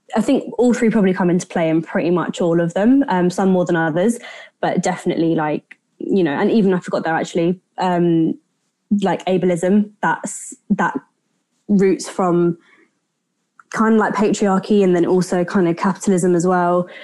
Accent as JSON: {"language": "English", "country": "United Kingdom", "tie": "born or raised there", "said": "my grandparents came to the UK in the 60s. Um, so my parents were born here and I was born here, but so I'm, I'm British by, you know, nationality"}